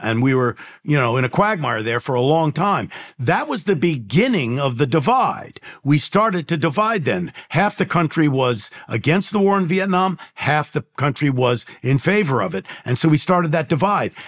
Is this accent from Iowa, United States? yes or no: no; New York City, New York, United States; now in Los Angeles, United States; I grew up in the Bronx and, and in New York and then out here in Los Angeles